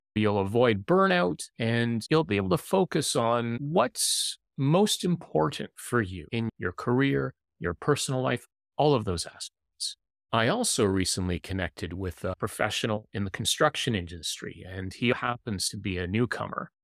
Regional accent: Canada; as someone who lives in the city and also as a Canadian

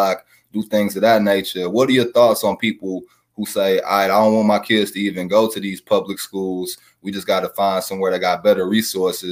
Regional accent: St. Louis, Missouri, United States; growing up in St. Louis, because I'm born and raised

